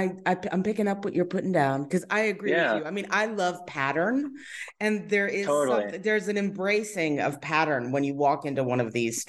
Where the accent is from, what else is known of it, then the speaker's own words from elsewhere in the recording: Long Island, New York, United States; also born or lived in Brooklyn Heights; I'm from Long Island originally